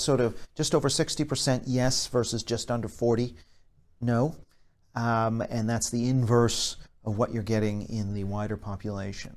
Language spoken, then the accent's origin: English; Canada; I'm from Canada